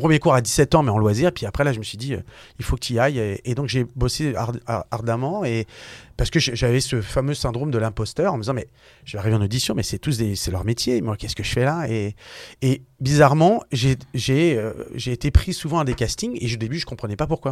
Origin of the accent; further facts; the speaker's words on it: Issy-les-Moulineaux, Île-de-France, France; j'ai grandi à Issy-le-Moulineau, donc dans le 92. voilà, tout simplement euh, en France